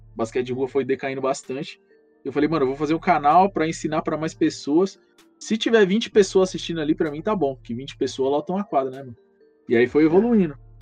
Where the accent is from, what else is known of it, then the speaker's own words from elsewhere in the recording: Mauá, São Paulo, Brazil; Sou de Mauá, né? o Santo André é colado aqui